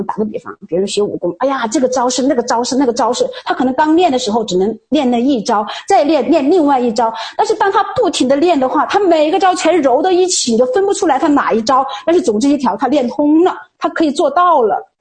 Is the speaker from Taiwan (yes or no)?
no; China; 我们中国人都说